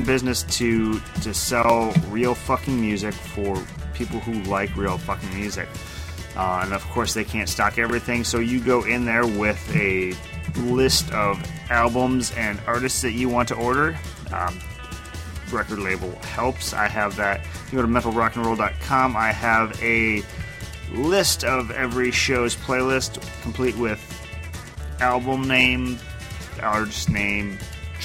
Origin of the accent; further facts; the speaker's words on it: Rochester, Minnesota, United States; I grew up in Rochester